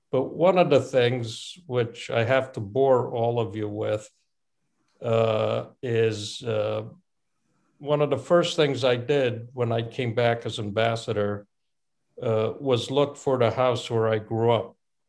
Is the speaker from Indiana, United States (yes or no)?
no; New Haven, Connecticut, United States; also born or lived in Bucharest, Romania / Rome, Italy; I left Romania when I was 9, and we lived in Italy for 8 or 9 months in Rome, principally, before we went to the United States. I grew up in New Haven, and I didn't come back to Romania until about, 12 years ago, give or take.